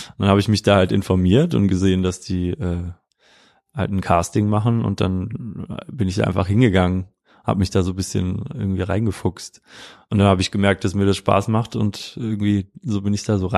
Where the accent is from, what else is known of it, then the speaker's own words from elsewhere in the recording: Wiesbaden, Hesse, Germany; kann ich mich eigentlich nur so daran erinnern, was ich so in meiner Jugend gemacht habe in Wiesbaden.